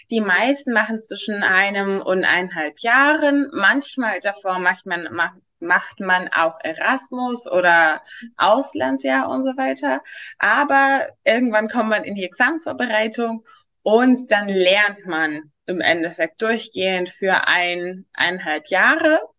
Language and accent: German; Greece; moved away as an adult; now in Berlin, Germany; ich, ich komme aus Griechenland und ich dachte, als ich gezogen, nach äh, Berlin gezogen bin, dachte ich auch, ja, das wäre ganz normal Bachelor Masters